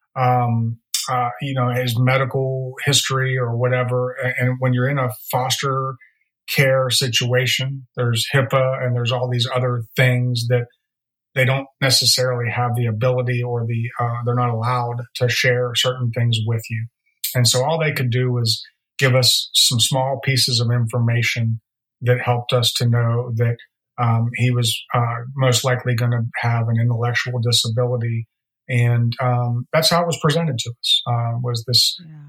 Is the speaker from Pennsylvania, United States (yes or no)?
yes; Pittsburgh, Pennsylvania, United States; moved away as an adult; also born or lived in Virginia / Florida; now in Nashville, United States; born and raised in Pittsburgh